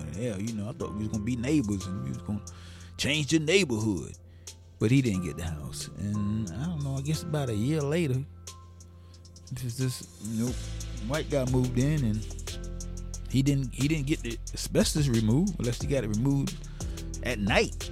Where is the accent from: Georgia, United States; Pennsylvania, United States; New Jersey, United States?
Georgia, United States; Savannah; moved away; grew up in Savannah, born and raised in Savannah